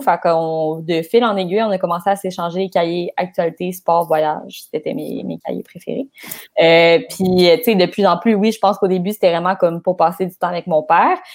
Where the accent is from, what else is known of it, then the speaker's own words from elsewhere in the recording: Laval, Quebec, Canada; je viens de Laval